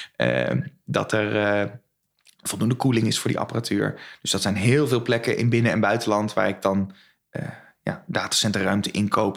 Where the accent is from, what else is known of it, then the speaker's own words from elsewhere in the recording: Westland, South Holland, Netherlands; moved away as an adult; also born or lived in Utrecht / Arnhem; now in Zwolle, Netherlands; ik kom oorspronkelijk uit Westland